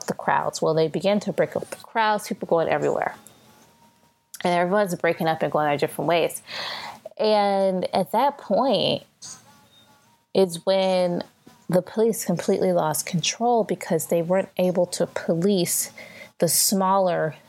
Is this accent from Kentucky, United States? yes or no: no; St. Louis, Missouri, United States; Now, I'm from St. Louis. I live in St. Louis